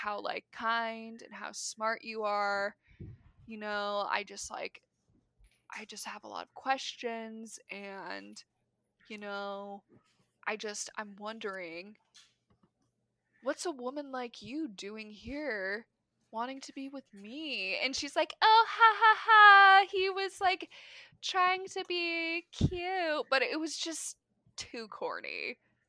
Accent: Midwest, United States; As a Midwesterner

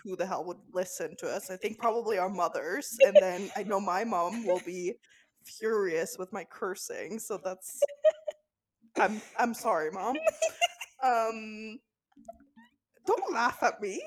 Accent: Norway; now in Amsterdam, Netherlands; So I'm 26 and I'm from Norway.

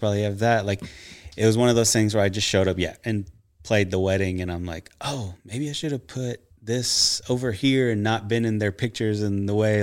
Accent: Nacogdoches, Texas, United States; I'm from East Texas, a little town called Nacogdoches

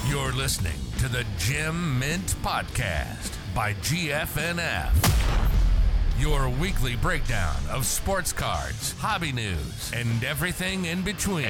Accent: Chicago, Illinois, United States; I'm from Chicago, Illinois

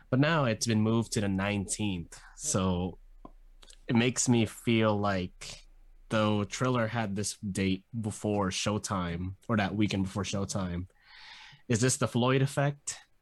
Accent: Philippines; I'm Filipino

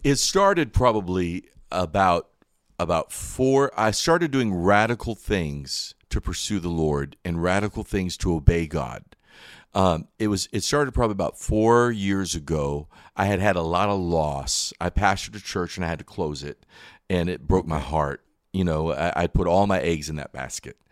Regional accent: Wilkesboro, North Carolina, United States; also born or lived in Michigan; I was born in Wilkesboro, right here in North Carolina

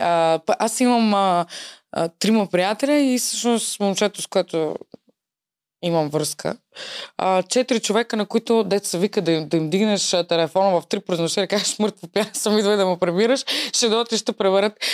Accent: Varna, Varna Province, Bulgaria; moved away as an adult; now in Sofia, Bulgaria; аз съм родена във Варна. А, преместих се в София преди 5 години

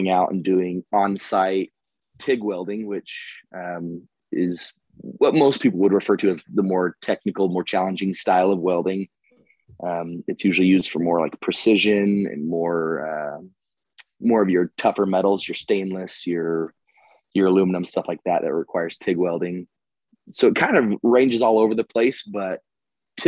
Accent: Utah, United States; I am born and raised in Utah

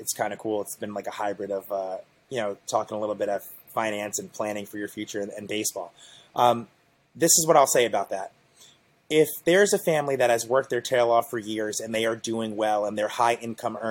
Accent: Asbury Park, New Jersey, United States; I am from Monmouth County, proudly from down the Jersey Shore, Asbury Park, New Jersey

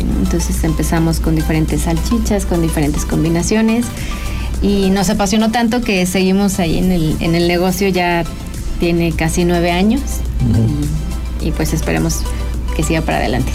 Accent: San Luis Potosí, Mexico; San Luis Potosí, que es donde, de donde yo soy originaria

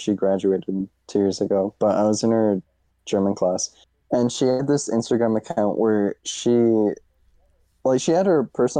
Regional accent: Canada; People insult me just for being Canadian.

